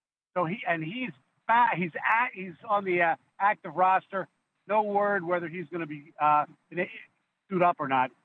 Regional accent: Philadelphia, Pennsylvania, United States; moved away; I'm originally from Philly

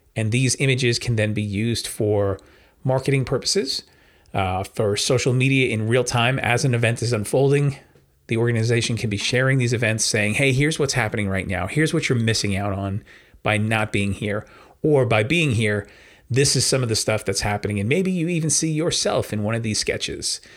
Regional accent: New York, United States; I'm a New Yorker

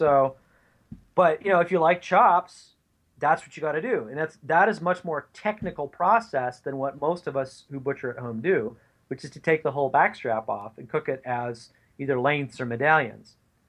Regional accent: the West, United States; now you can tell I'm from the West.

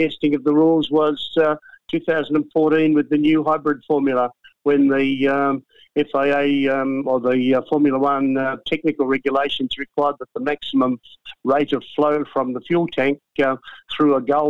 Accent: Australia; me as an Australian

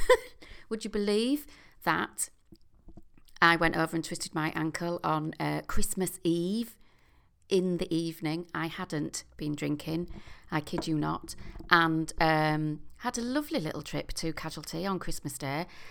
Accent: York, Yorkshire and the Humber, United Kingdom; my hometown of York

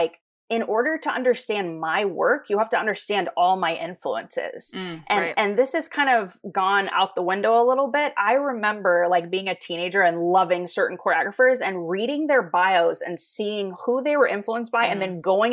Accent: Tampa, Florida, United States; I grew up in Tampa, Florida

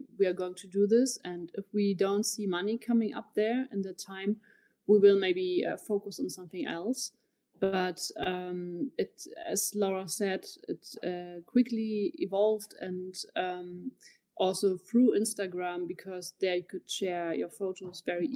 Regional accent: Berlin, Germany; I'm also from Berlin.

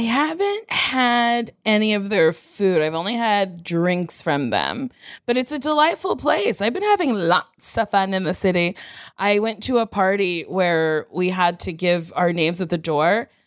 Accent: Middletown, New Jersey, United States; moved away as an adult; now in New York City, United States; I grew up in Middletown, New Jersey.

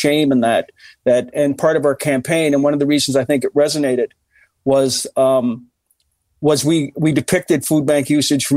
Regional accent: Cape Breton, Nova Scotia, Canada; I'm from Cape Breton

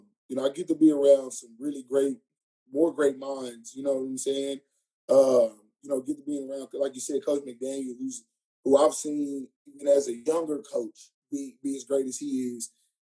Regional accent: Dallas, Texas, United States; now in Houston, United States; I'm from Dallas, not far from home.

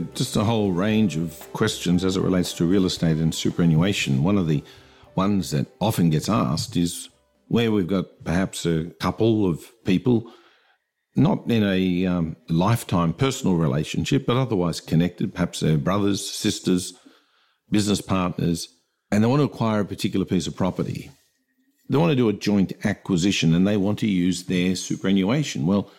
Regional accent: New South Wales, Australia; I'm from New South Wales, for example

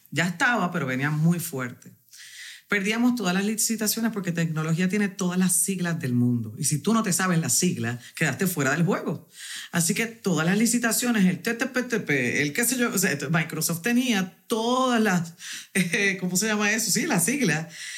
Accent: Corozal, Puerto Rico; soy de Corozal, del barrio negro de Corozal

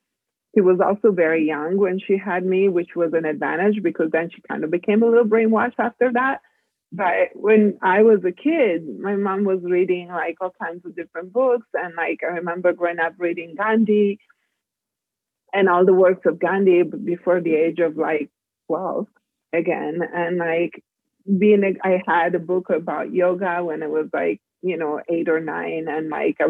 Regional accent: Italy; moved away as an adult; also born or lived in Germany / Spain / California / Brazil; I was born in Italy, born and raised. I left Italy when I was like 19

